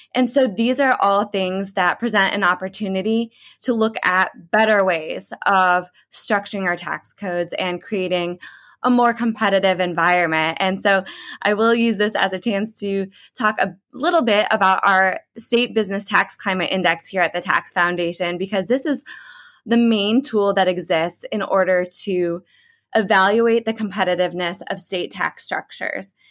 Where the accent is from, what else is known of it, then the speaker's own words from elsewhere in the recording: Illinois, United States; moved away; I'm from Illinois originally, grew up there